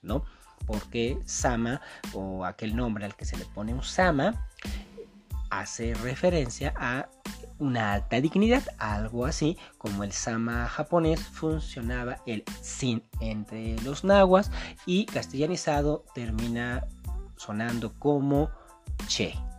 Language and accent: Spanish; Mexico; nos caracteriza como mexicano